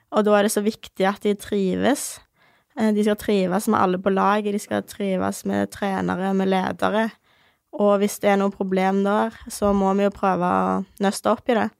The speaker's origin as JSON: {"language": "Norwegian", "town": "Ålgård", "region": "Rogaland", "country": "Norway", "tie": "born or raised there", "said": "født og oppvokst på Ålgård. Det er et lite sted ca. 20 minutter fra Stavanger"}